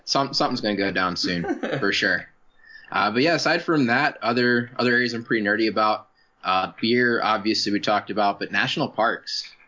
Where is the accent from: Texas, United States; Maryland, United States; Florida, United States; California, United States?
Maryland, United States; Baltimore; now in San Diego, United States; I grew up in Maryland